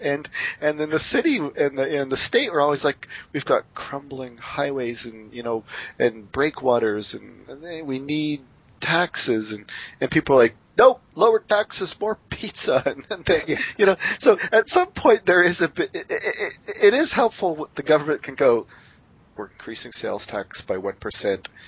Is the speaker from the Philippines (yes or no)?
no; Windsor, Ontario, Canada; moved away; also born or lived in Seattle; my hometown Windsor